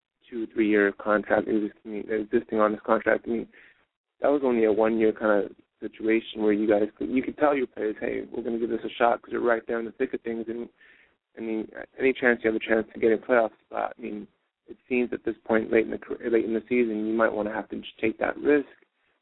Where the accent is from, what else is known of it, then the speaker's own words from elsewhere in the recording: Los Angeles, California, United States; now in St. Louis, United States; I mean, as a fan in St. Louis, I mean, I'm from Los Angeles, so I could totally sympathize with how people in St. Louis must be feeling.